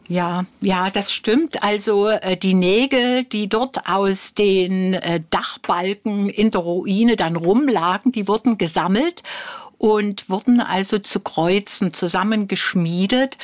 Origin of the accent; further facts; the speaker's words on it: Dresden, Saxony, Germany; also born or lived in Coventry, England; Dresden ist nun mal meine Heimatstadt.